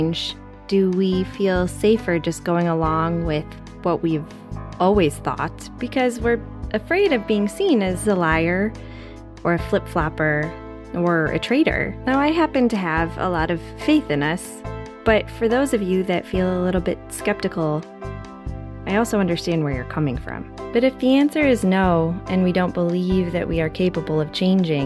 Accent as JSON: {"language": "English", "country": "United States", "tie": "born or raised there", "said": "an American who grew up in an environment"}